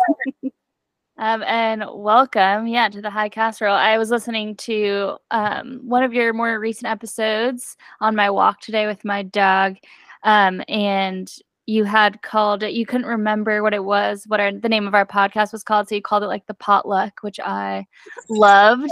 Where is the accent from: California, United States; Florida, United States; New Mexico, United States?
New Mexico, United States; moved away; I'm from New Mexico originally